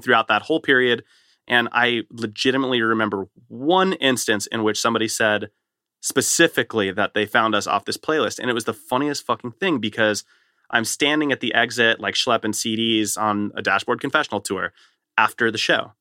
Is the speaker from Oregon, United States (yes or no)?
no; Southern California, United States; I grew up in Southern California